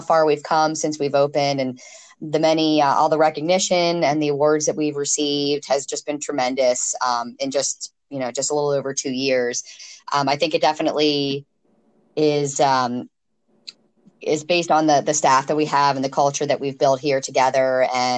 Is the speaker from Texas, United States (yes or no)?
no; Stevensville, Maryland, United States; now in Ocean City, United States; I grew up in Stevensville, Maryland. That's Kent Island.